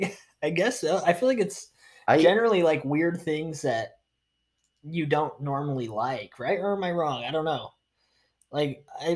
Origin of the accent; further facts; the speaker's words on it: Utah, United States; moved away as an adult; now in Florida, United States; We're not from Florida, born and raised. Yeah. We are from Utah, okay? And we've been there for a minute, okay? We've been there for 22 effing years.